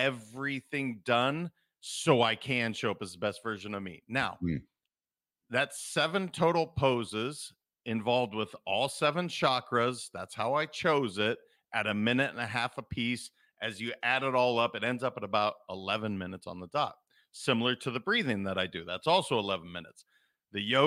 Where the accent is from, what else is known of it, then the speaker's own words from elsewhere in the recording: Montana, United States; I'm a kid from Montana